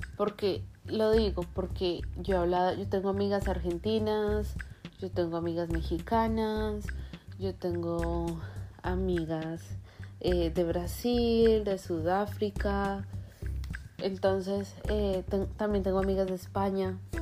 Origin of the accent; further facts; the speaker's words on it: Colombia; moved away as an adult; now in United States; yo soy de Colombia